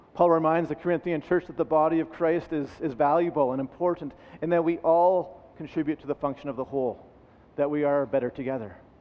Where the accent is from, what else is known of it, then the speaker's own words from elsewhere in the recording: Red Deer, Alberta, Canada; also born or lived in Vancouver / Calgary / Lethbridge; I am an Alberta boy. I, I grew up in Red Deer, and, uh, and that's where I spent